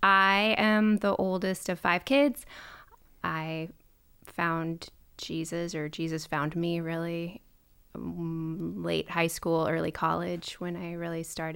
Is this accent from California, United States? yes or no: no; Minnesota, United States; I would claim I'm from Minnesota. I moved around a lot as a kid because I was a corporate brat and my dad would get transferred.